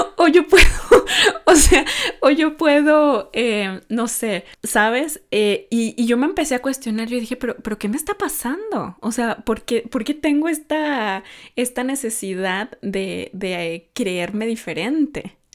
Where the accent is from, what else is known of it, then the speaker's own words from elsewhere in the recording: Mexico; now in Norway; no es un sistema que está en mi país muy arraigado, porque, porque bueno, en México